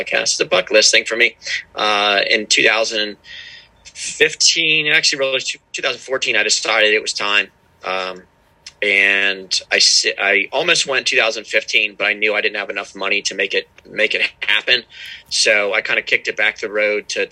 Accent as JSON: {"language": "English", "region": "Pennsylvania", "country": "United States", "tie": "born or raised there", "moved": "as an adult", "lives_now": "Maryland, United States", "said": "So, I'm from Pennsylvania. I live with my wife and our little son down in Maryland right now. Grew up in Pennsylvania"}